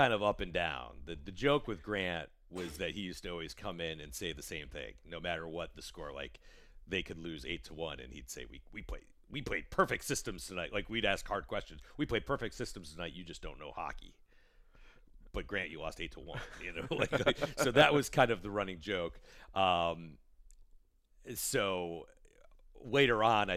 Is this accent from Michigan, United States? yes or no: yes; Detroit, Michigan, United States; also born or lived in Atlanta / Tampa / Washington, D.C.; now in Fort Wayne, United States; I grew up in Detroit. And I lived in Atlanta. I lived in Tampa, D.C.